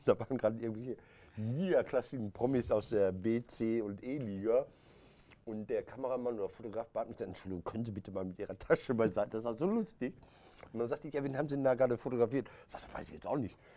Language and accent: German; Recklinghausen, North Rhine-Westphalia, Germany; bei uns in Recklinghausen